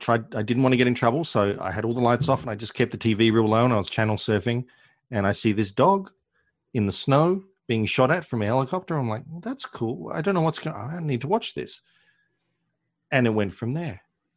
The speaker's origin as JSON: {"language": "English", "country": "Australia", "said": "I'm from Australia, so we didn't get all the cultural touchstones you guys did as films."}